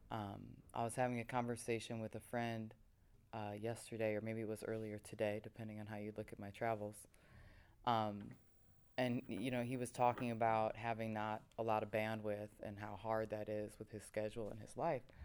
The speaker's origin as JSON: {"language": "English", "country": "United States", "tie": "born or raised there", "said": "growing up in the States"}